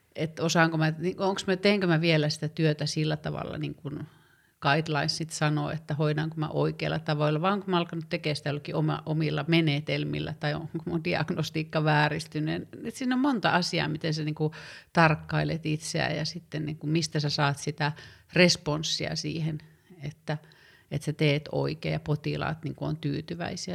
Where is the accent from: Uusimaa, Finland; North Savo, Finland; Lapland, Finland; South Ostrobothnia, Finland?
Lapland, Finland; Tervola; moved away as an adult; also born or lived in Rovaniemi / Oulu; mä oon syntynyt Rovaniemellä aika monta vuotta sitten ja elänyt nuoruuden Tervolan nimissä pienessä kylässä.